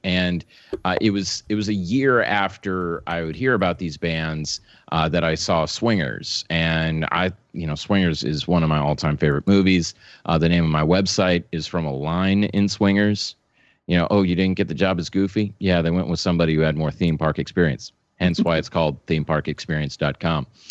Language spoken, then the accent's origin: English; New Orleans, Louisiana, United States; now in Dallas, United States; I was born in New Orleans